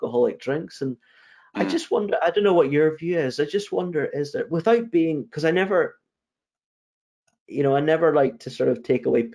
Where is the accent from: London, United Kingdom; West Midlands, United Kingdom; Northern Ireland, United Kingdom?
Northern Ireland, United Kingdom; I grew up in Northern Ireland